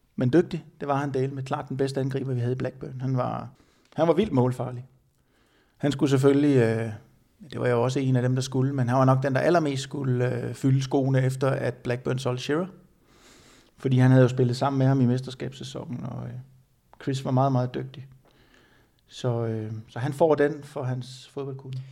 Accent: Denmark; jeg var den eneste dansker

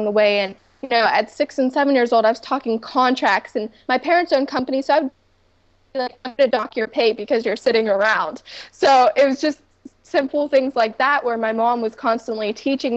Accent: Pittsburgh, Pennsylvania, United States; my hometown of Pittsburgh, Pennsylvania.

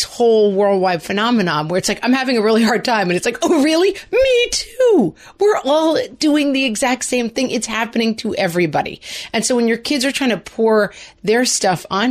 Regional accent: New York, United States; as New Yorkers

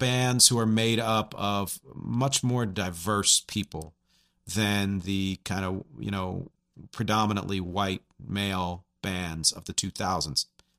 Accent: Pennsylvania, United States; And I take that for granted because I grew up near Philadelphia.

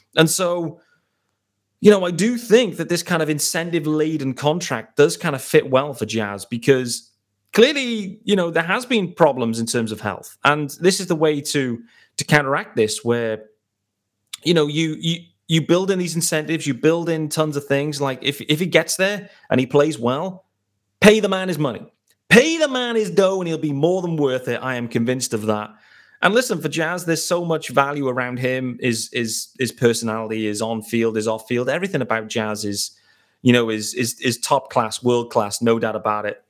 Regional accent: United Kingdom; I am a British host

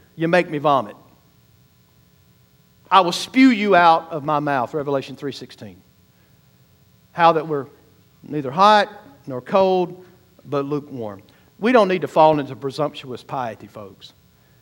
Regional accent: the South, United States; I grew up in the South

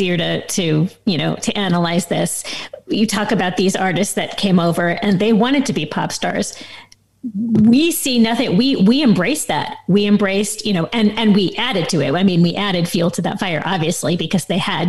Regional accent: Los Angeles, California, United States; we grew up in Los Angeles

